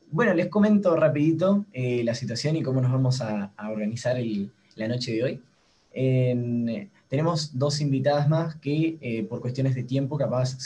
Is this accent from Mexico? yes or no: no; Uruguay; También estamos Lucía y yo, que somos de acá de Uruguay